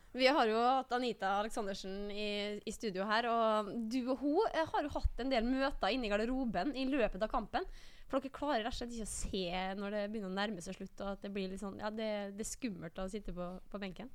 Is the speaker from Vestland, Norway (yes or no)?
yes; Bergen, Vestland, Norway; jeg er jo født og oppvokst i Bergen